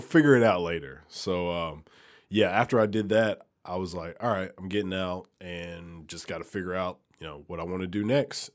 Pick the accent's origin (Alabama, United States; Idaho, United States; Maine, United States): Alabama, United States; moved away as an adult; also born or lived in Milwaukee; now in Memphis, United States; I'm from Alabama